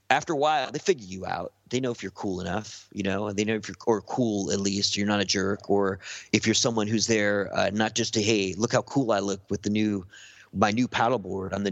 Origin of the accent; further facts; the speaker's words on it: Venice, California, United States; I stay away from Venice, and I grew up in Venice.